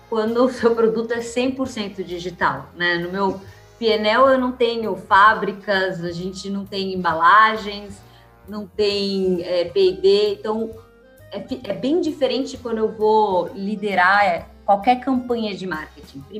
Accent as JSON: {"language": "Portuguese", "region": "São Paulo", "country": "Brazil", "tie": "born or raised there", "said": "De São Paulo. Na ah, verdade, eu nasci e vivi minha vida inteira em São Paulo. Nasci no Hospital 9 de Julho, então mais paulista que eu não tenho, assim."}